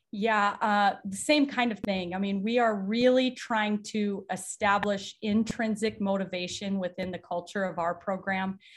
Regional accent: South Dakota, United States; moved away as an adult; now in Nebraska, United States; I grew up in a small town in South Dakota

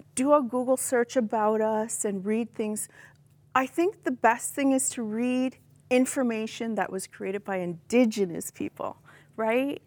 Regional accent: Six Nations of the Grand River, Ontario, Canada; growing up on Six Nations, it's an indigenous reserve, I was not taught my language or my culture

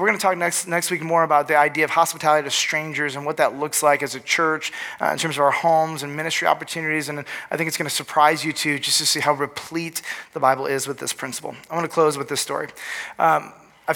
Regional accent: Northville, Michigan, United States; also born or lived in Lansing, Michigan; we moved from Lansing, Michigan, to Northville, Michigan

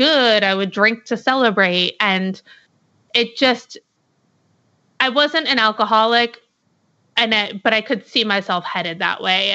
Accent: New Hampshire, United States; moved away as an adult; now in Portland, United States; I'm originally from New Hampshire, but about 5 years ago, I moved to Portland, Oregon

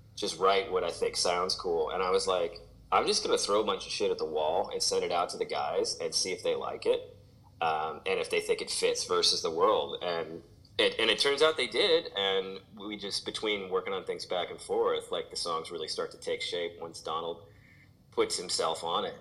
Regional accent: St. Louis, Missouri, United States; moved away; growing up in St. Louis

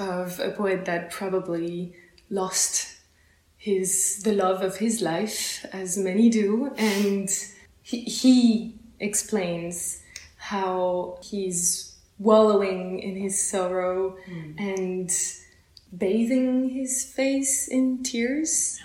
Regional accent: close to Paris, Île-de-France, France; now in Basel, Switzerland; I come from France, uh, close from close to Paris

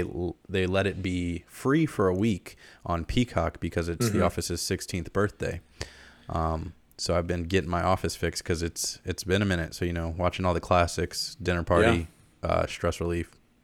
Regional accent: Michigan, United States; I'm from Michigan.

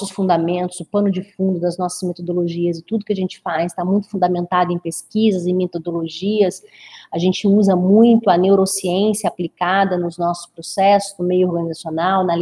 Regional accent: Brazil; born there; accent: mineroca; tenho esse sotaque um pouquinho arrastado aí, na verdade me chamam de mineroca, né? Eu não tenho nem o sotaque carioca, nem o sotaque mineiro. Então, como eu nasci no interior do estado, meu sotaque fica meio que arrastado um pouquinho.

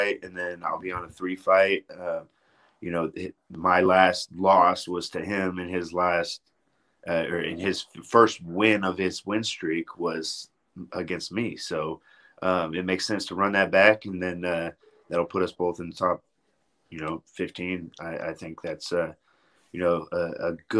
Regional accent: Texas, United States; It's in my home state

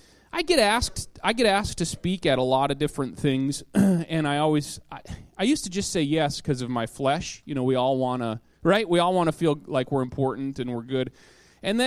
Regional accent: Minot, North Dakota, United States; moved away as an adult; now in Wisconsin, United States; I grew up in North Dakota. That's my home state.

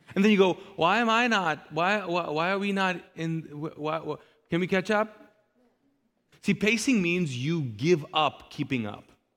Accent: Kuwait; now in Charlotte, United States; I grew up in the Middle East, in Kuwait in particular

